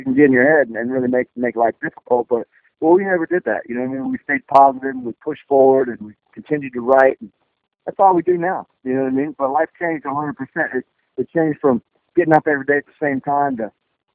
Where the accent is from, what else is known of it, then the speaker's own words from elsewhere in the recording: Mississippi, United States; also born or lived in Westwego, Louisiana; now in Nashville, United States; I grew up in Mississippi, but when I did football in Louisiana, I lived in West Oligo, which is right outside of New Orleans when I was a kid